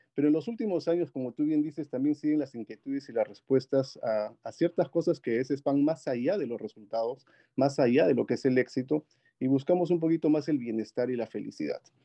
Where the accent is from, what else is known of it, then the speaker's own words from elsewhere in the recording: Huancayo, Junín, Peru; moved away as an adult; also born or lived in Lima, Peru; Yo soy de Perú, nací en la ciudad de Huancayo con un clima muy similar al, al Silicon Valley, el Valle del Mantaro, ahí en Perú. Eh, estudié ahí la primaria y la secundaria y luego pasé a Lima